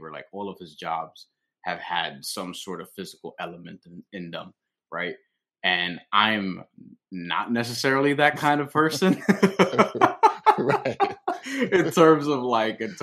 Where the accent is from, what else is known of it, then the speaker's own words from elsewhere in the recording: New York, United States; I'm from New York